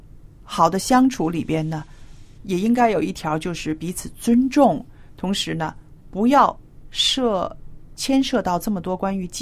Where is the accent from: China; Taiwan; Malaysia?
China; 所以小燕，你刚刚说的这个是啊，比较很传统的我们中国人的一个理财的一个信念